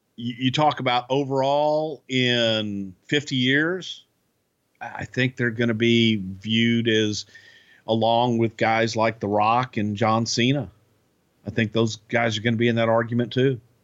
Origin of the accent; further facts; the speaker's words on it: Texas, United States; I'm from Texas. I'm not from Alabama